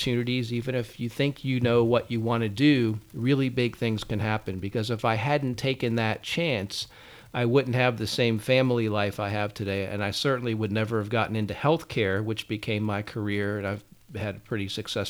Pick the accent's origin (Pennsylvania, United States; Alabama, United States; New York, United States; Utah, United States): Pennsylvania, United States; Pittsburgh; also born or lived in Tallahassee, Florida; I'm from Pittsburgh